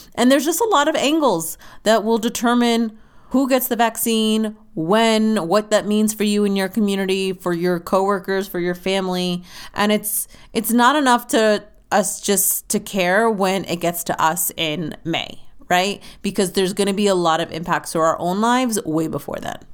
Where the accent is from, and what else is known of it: United States